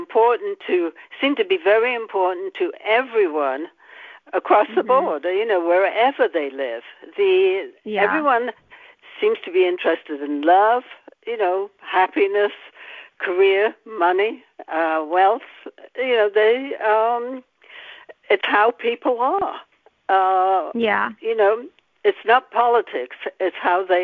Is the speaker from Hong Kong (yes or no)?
no; the north of England, United Kingdom; now in United States; England, the north of England